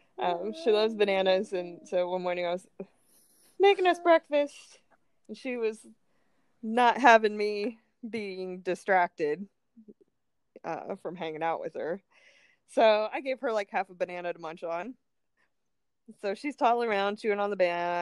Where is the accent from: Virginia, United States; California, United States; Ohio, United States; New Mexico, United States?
Ohio, United States; moved away; I'm from Ohio